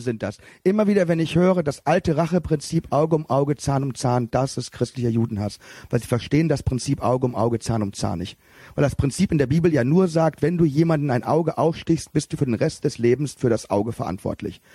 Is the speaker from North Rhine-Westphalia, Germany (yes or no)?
yes; Cologne, North Rhine-Westphalia, Germany; als Kölner